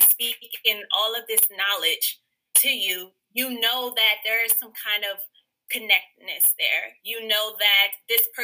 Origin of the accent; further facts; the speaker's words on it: Chicago, Illinois, United States; I am from the South Side of Chicago. Born and raised in Chicago